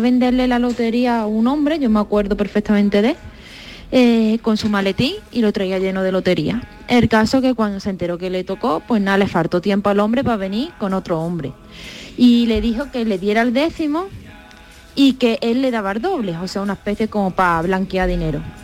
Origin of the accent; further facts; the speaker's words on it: Extremadura, Spain; soy de un pueblecito de Extremadura